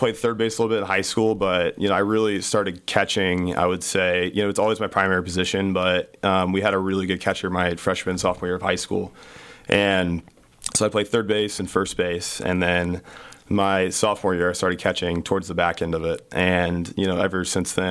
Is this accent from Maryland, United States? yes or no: no; St. Louis, Missouri, United States; moved away as an adult; Growing up in St. Louis is awesome